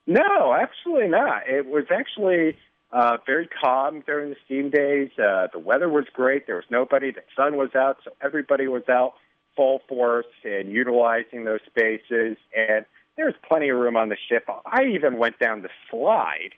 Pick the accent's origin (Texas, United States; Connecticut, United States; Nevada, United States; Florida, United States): Connecticut, United States; now in Chicago, United States; originally from Connecticut